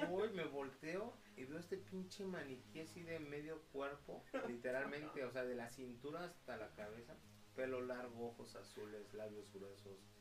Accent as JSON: {"language": "Spanish", "town": "San Antonio del Rosario", "region": "State of Mexico", "country": "Mexico", "tie": "born or raised there", "said": "nos íbamos para San Antonio del Rosario, Estado de México. Y este, mi pueblo natal"}